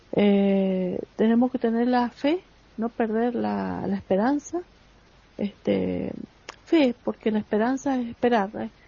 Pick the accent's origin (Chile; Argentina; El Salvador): Argentina; en Argentina, en mi país.